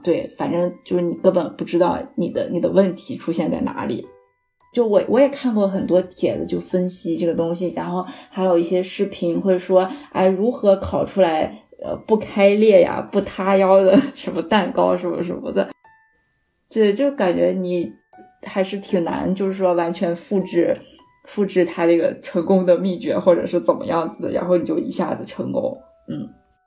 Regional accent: Shanxi, China; 其实我算是一个山西人，然后我的面食也，也吃得比较多

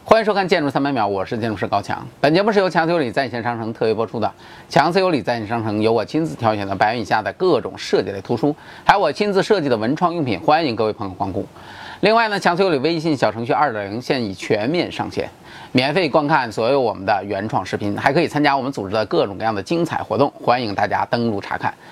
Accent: China; 我们中国人

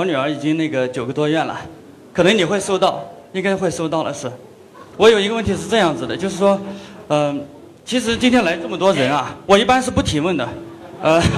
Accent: Shuozhou, Shanxi, China; now in Guangzhou, China; 我是那个来自山西朔州的， … 呃，我是那个天下山西名人的呃那个驻广州的这边的记者

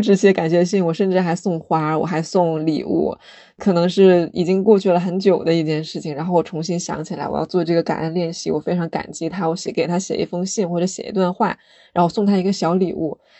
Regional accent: China; 我们生在中国

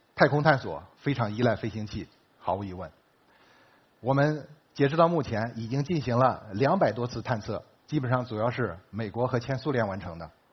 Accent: China; 我们中国人也在贡献自己的力量

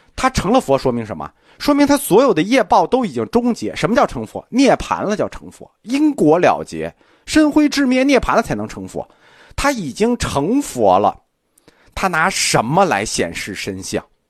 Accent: China; 这实际是我们个中国人的想法，就是我们中国人觉得

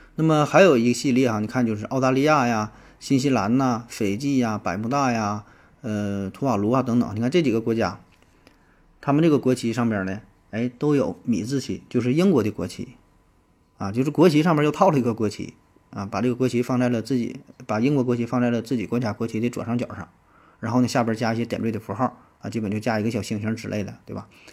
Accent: China; 又符合我们中国人的呃审美的观点

